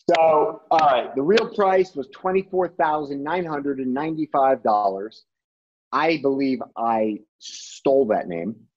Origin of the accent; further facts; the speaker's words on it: Rhode Island, United States; my home state of rhode island